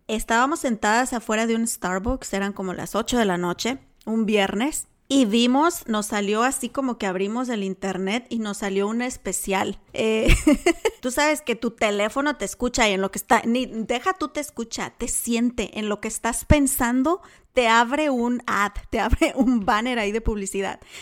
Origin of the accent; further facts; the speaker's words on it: Mexico; como mexicana. Nuestra cultura todavía es súper conservadora